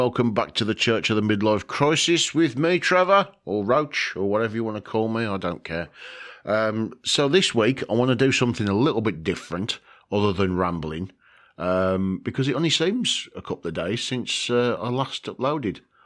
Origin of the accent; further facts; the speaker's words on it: United Kingdom; from the good old UK, from my home country uh, that I love.